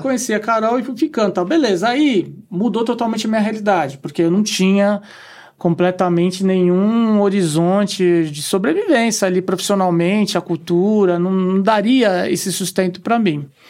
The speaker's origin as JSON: {"language": "Portuguese", "town": "São Vicente", "region": "São Paulo", "country": "Brazil", "tie": "born or raised there", "also_born_or_lived": "Austria", "moved": "as an adult", "said": "Eu, eu sou natural de São Vicente mesmo, né? Litoral paulista"}